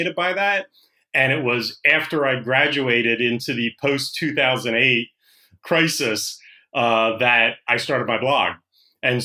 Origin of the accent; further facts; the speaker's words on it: New Jersey, United States; moved away as an adult; also born or lived in Philadelphia, Pennsylvania / Hollywood, California; I was born in Philadelphia, raised in South Jersey